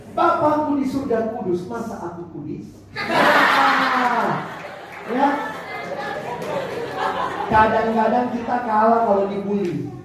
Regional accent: Ambon, Maluku, Indonesia; Saya orang Ambon. Yang beli kamu ya kok putih, mama saya menado.

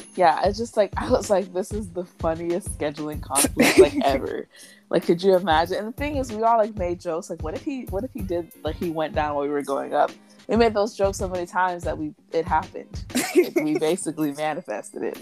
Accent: Alabama, United States; I'm from Alabama.

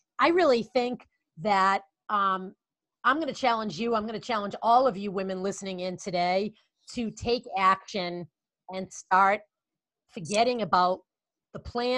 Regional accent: Boston, Massachusetts, United States; accent: Boston; my Boston accent

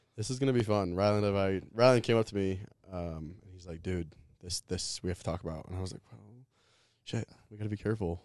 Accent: Louisville, Colorado, United States; moved away; I grew up in Louisville, Colorado, um, just outside of Boulder

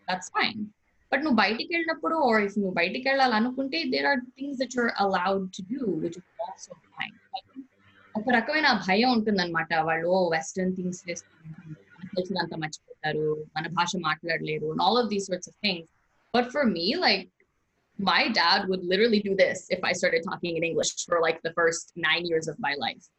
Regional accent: United States; I was born and raised in the United States

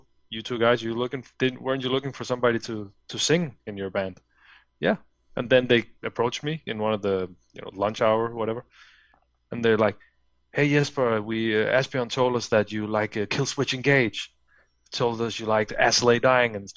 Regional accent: Fredericia, Southern Denmark, Denmark; English is a second language; moved away as an adult; now in Copenhagen, Denmark; I live in the capital city now, Copenhagen. But back then, I lived in well, in my hometown called Fredericia

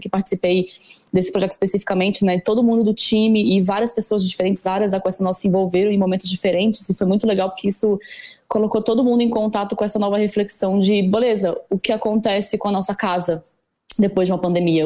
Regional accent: Brasília, Federal District, Brazil; moved away as an adult; now in São Paulo, Brazil; Eu sou de Brasília originalmente. E Brasília é uma cidade super verde, eu morava perto do lago

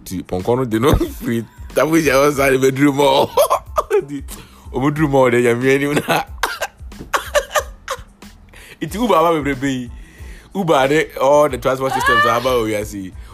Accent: Kintampo, Bono East, Ghana; I grew up in Gintampo

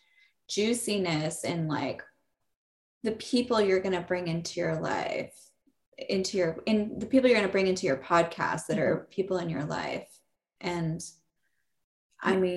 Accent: Northern California, United States; I grew up in Northern California

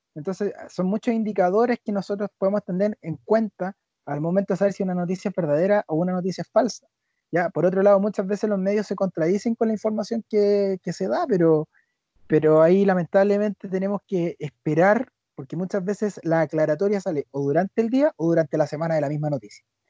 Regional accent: Chile; nosotros como sociedad chilena

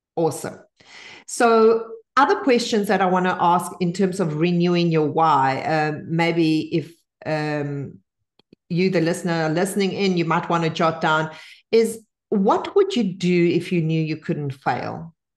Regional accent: Bolivia; English is a second language; now in United States; I only learned to speak English at ten because I was born in Bolivia

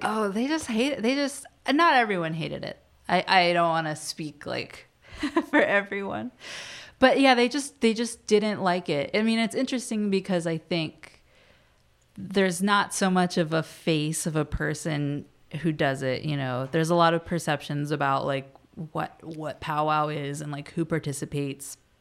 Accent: Virginia, United States; moved away as an adult; now in Washington, D.C., United States; I'm from Virginia, not too, too far, a very different world than here

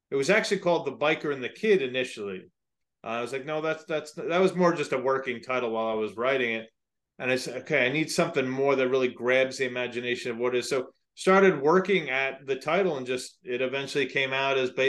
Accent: just outside of the Bronx, New York, United States; I grew up just outside of the Bronx

